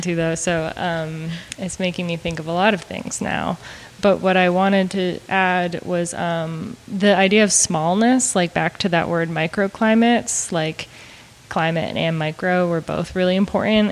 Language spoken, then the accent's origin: English; Maine, United States; moved away as an adult; also born or lived in Montana / Austin, Texas; now in Missouri, United States; I moved here from Maine, where I'm originally from